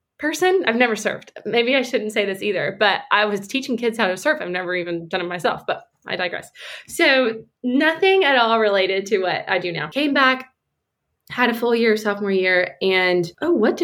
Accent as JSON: {"language": "English", "town": "Atlanta", "region": "Georgia", "country": "United States", "tie": "born or raised there", "said": "I am from Atlanta, Georgia, and I still live here in Atlanta, Georgia"}